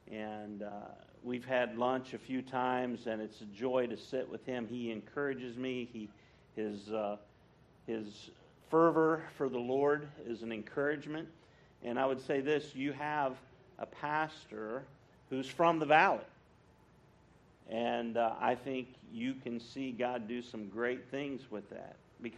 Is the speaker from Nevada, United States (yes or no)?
no; West Virginia, United States; moved away; I grew up in West Virginia, and when I was a boy, before I got saved, I grew up in a Presbyterian church.